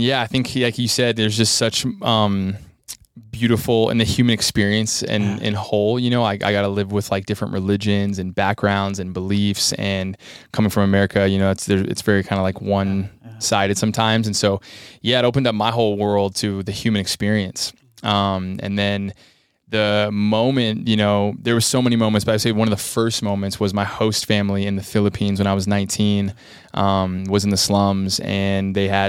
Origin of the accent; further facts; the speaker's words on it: United States; and for me being 19 American kid, I was like, whoa, this is really hard.